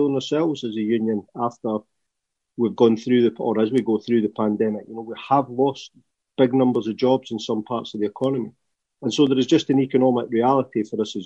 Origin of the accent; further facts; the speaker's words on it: Scotland, United Kingdom; accent: Scottish; you tell by my accent, I'm Scottish.